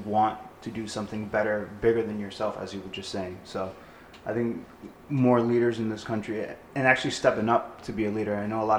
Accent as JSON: {"language": "English", "town": "Lawrence", "region": "Massachusetts", "country": "United States", "tie": "born or raised there", "said": "Victor and I growing up in Lawrence, Mass."}